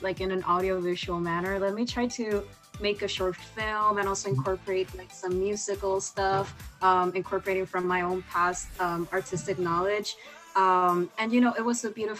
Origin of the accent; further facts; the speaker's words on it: Puerto Rico; moved away as an adult; now in New York, United States; I'm from Puerto Rico and I'm also half Dominican. So yeah, this is like my first time, you know, just living outside of the island.